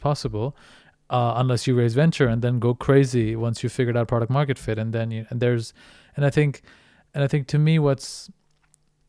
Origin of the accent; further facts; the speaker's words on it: India; moved away; where I was brought up in India